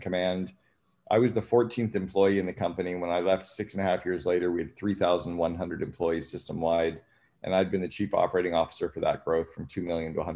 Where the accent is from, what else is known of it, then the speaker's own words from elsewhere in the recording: Sudbury, Ontario, Canada; I grew up in Northern Ontario in Canada in a place called Sudbury